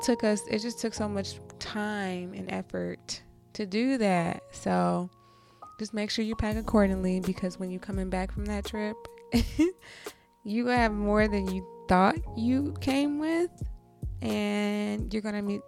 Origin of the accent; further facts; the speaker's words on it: Michigan, United States; moved away; my hometown in Michigan